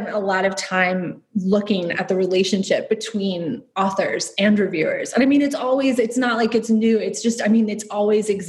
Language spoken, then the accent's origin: English; Detroit, Michigan, United States; moved away as an adult; also born or lived in Long Island, New York / North Carolina / Chicago / Dublin; I grew up mainly in Metro Detroit. I lived in Long Island, North Carolina for a bit as well